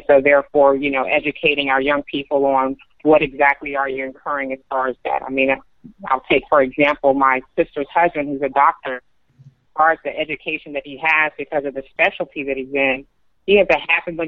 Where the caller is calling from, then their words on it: Atlanta, Georgia, United States; I'm calling from Atlanta.